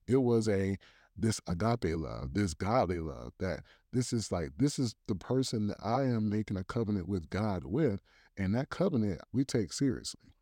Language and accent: English; Columbia, South Carolina, United States; also born or lived in Tennessee; now in Virginia, United States; I'm originally from Columbia, South Carolina